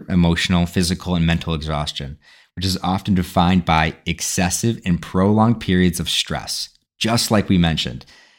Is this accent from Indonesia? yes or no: no; Ireland; Well, I'm Irish.